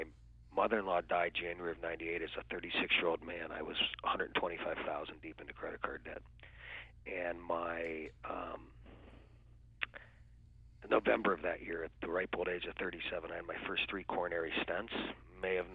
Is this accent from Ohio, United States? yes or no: yes; Canton, Ohio, United States; now in Fort Lauderdale, United States; I grew up actually in a very small town called Canton, Ohio